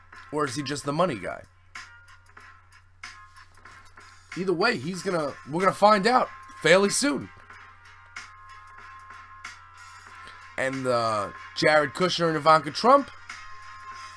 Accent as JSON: {"language": "English", "country": "United States", "said": "I'm an American"}